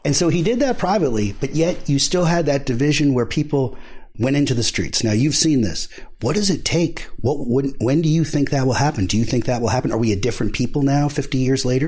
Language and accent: English; New York City, New York, United States; I'm a guy from Queens, New York